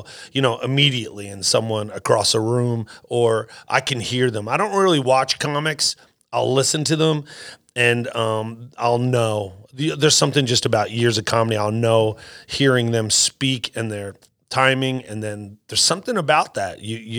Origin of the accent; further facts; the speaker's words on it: New Jersey, United States; moved away as an adult; also born or lived in Boston / Los Angeles; I grew up in New Jersey. Everyone's funny where I grew up. So I just moved to Boston after college